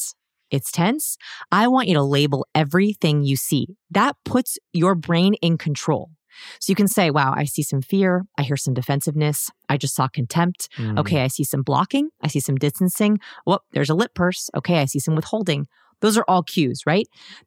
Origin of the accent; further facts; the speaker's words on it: Los Angeles, California, United States; I'm from Los Angeles.